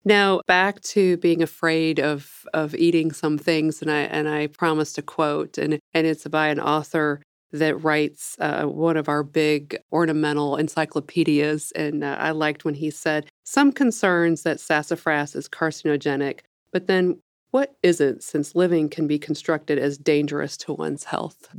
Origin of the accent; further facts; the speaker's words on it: Missouri, United States; I'm from the Midwest, from Missouri